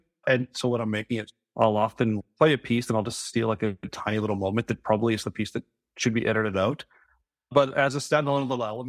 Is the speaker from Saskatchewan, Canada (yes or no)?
yes; Saskatchewan, Canada; now in Vancouver, Canada; I'm from Saskatchewan, but I live and work in Vancouver.